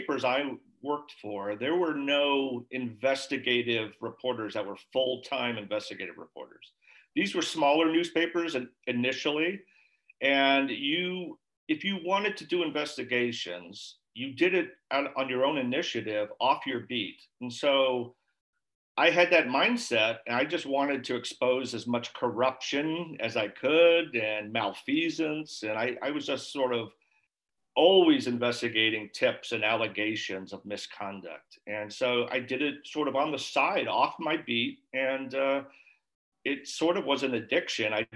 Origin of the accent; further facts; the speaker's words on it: San Francisco Bay Area, California, United States; also born or lived in Brooklyn, New York / Seattle / East Coast; now in Astoria, United States; I was raised in the San Francisco Bay Area